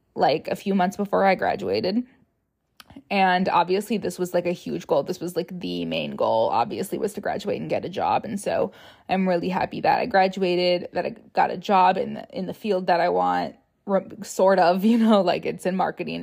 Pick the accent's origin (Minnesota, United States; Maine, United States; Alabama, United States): Minnesota, United States; Rochester; moved away as an adult; now in Minneapolis, United States; I'm from Rochester, which is an hour and a half away from the Twin Cities